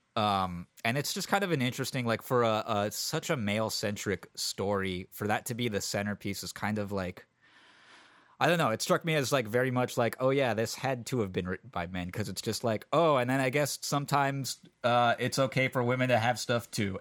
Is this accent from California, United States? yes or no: yes; San Francisco, California, United States; When I was a kid growing up in San Francisco